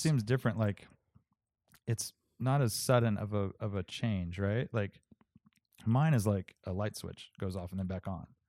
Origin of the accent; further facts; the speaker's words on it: Santa Cruz, California, United States; growing up in Santa Cruz